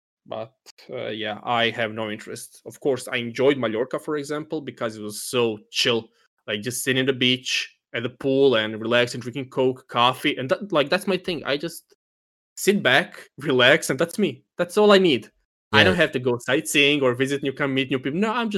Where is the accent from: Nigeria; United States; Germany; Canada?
Germany; from Germany.